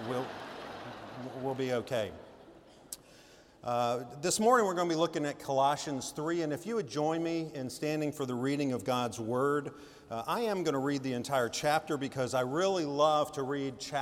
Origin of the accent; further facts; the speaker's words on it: Laurel, Mississippi, United States; now in South Carolina, United States; I'm from Laurel, Mississippi